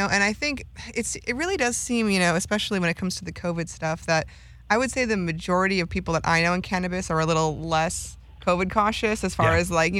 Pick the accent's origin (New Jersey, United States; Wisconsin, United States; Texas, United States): Wisconsin, United States; moved away; also born or lived in Minneapolis–Saint Paul, Minnesota / Oakland, California; I'm from Wisconsin originally, lived in the Twin Cities for 13 years, been going back and forth from Oakland for a few years now.